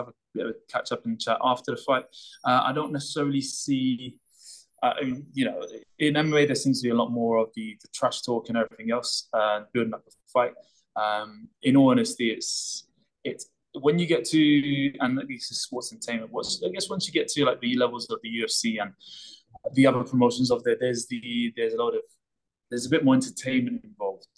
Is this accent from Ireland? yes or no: no; London, United Kingdom; keeping us active and out of trouble growing up in Hackney